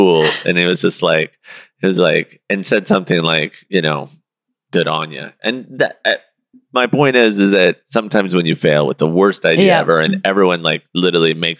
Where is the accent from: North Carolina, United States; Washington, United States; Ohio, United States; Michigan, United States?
Washington, United States; Seattle; I grew up in Seattle during the time of gang era